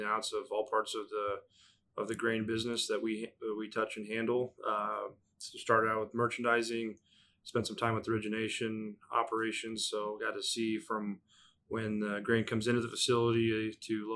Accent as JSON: {"language": "English", "town": "David City", "region": "Nebraska", "country": "United States", "tie": "born or raised there", "said": "I grew up in the David City area on a family farm"}